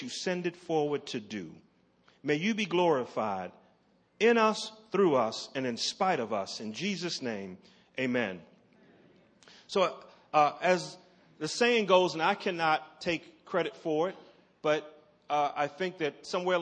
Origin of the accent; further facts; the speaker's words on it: Baltimore, Maryland, United States; When I was growing up in West Baltimore